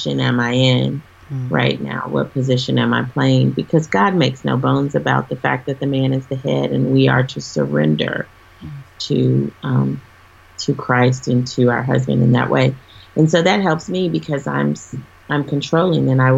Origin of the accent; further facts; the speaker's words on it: Texas, United States; I'm a Texan, so I love everything Texas.